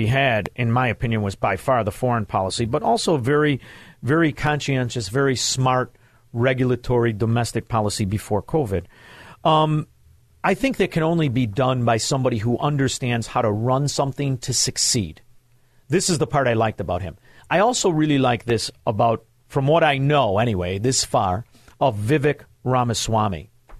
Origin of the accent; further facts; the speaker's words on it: Chicago, Illinois, United States; I'm from Chicago